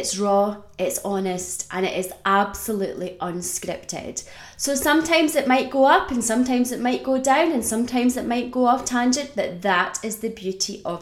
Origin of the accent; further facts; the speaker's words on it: Scotland, United Kingdom; also born or lived in Australia; I was born in Australia. And when I was about 5 years old, we decided as a family to move to Scotland.